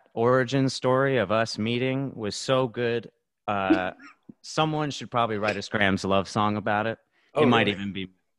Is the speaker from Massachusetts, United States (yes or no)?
no; Arizona, United States; I am from Arizona, a.k.a. the surface of the sun.